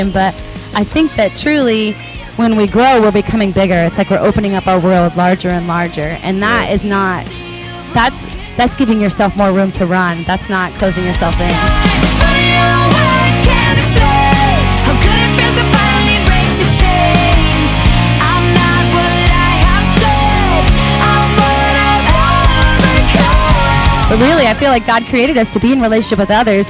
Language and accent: English; United States; we grew up in America